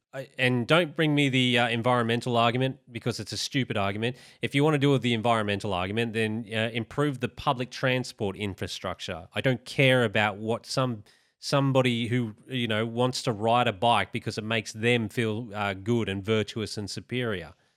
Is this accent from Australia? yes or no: yes; Australia